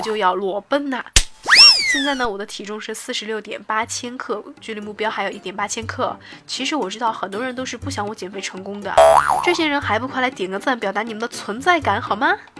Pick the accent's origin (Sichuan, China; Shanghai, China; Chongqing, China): Sichuan, China; Chengdu; 也是我的成都老乡